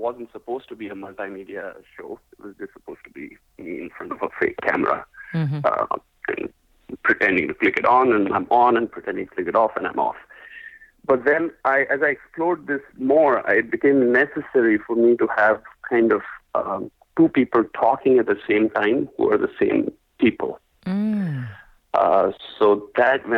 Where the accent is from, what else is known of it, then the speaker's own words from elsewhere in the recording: India; moved away; I'm originally from India